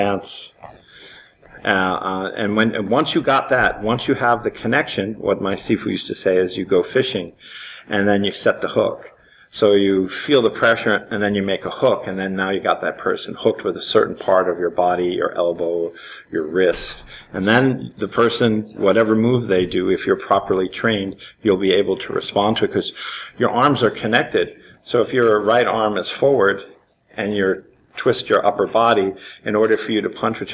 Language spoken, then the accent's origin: English; New York City, New York, United States; I grew up in Manhattan, in Spanish Harlem